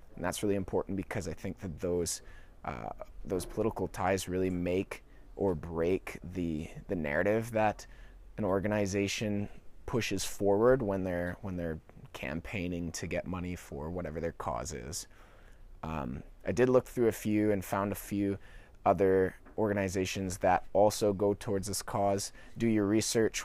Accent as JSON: {"language": "English", "country": "Canada", "also_born_or_lived": "Vancouver Island, British Columbia", "said": "as a Canadian"}